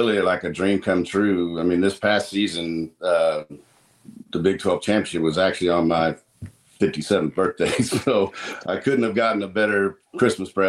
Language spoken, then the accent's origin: English; Salina, Kansas, United States; also born or lived in California; now in Texas, United States; I was born in Salina, lived there, then to like third grade